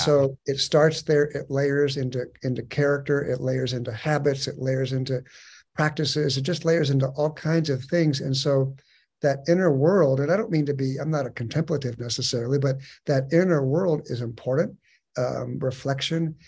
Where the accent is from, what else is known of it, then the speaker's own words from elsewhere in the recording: San Diego, California, United States; moved away as an adult; also born or lived in Chattahoochee River area (Georgia/Alabama); I'm actually a native of Southern California, born and raised in San Diego